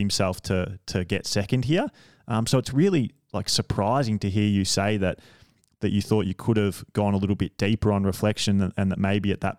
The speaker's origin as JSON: {"language": "English", "country": "Australia", "said": "being an Australian"}